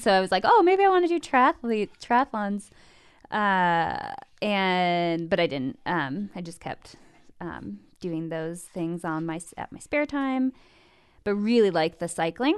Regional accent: Midwest, United States; Born and raised in the Midwest, uh, youngest of three, two older brothers, grew up on a farm

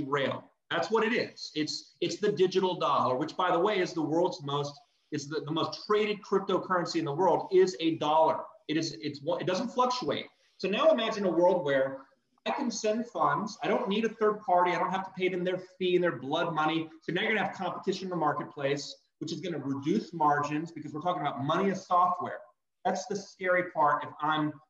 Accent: Texas, United States; I'm from Texas

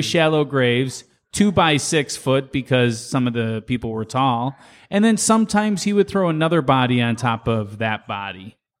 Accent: Chicago, Illinois, United States; I'm coming home. This is the South Side. I'm from the South Side. So, uh, I'm from Market Park area

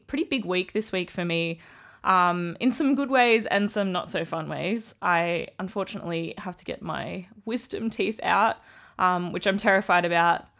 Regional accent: Australia; I'm Australian.

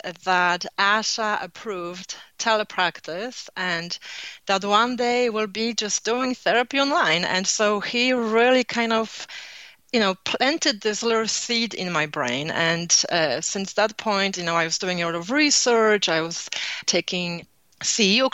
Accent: Poland; accent: Polish; moved away; I was born in Poland, so I have Polish accent

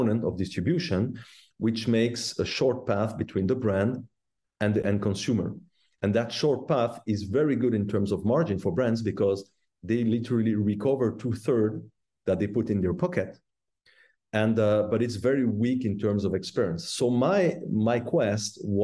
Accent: La Chaux-de-Fonds, Neuchâtel, Switzerland; I was born and raised in the Watch Valley in La Chaux-de-Fonds

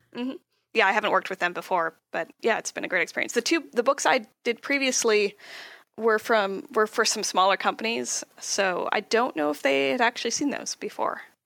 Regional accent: Southern California, United States; I'm from uh, California, Southern California. I grew up here, always lived here.

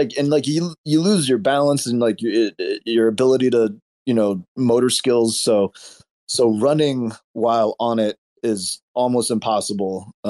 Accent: Medford, Oregon, United States; this exposes like what it was like growing up in Medford, Oregon. We did a lot of dumb shit because it was a small town with nothing to do.

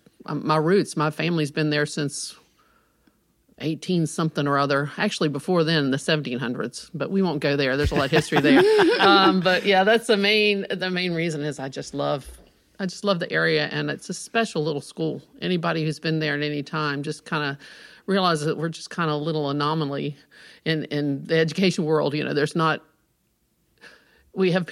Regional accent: Rockbridge County, Virginia, United States; I'm from Rockbridge County

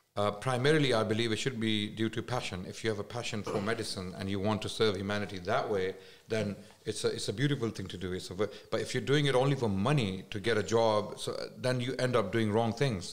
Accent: Islamabad, Islamabad Capital Territory, Pakistan; moved away; I was raised in mainly in Islamabad the capital

